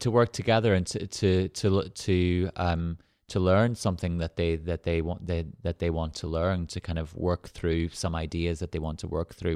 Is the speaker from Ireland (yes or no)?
yes; Ireland; moved away as an adult; now in Manchester, United Kingdom; where we grew up in Ireland, there were no galleries or museums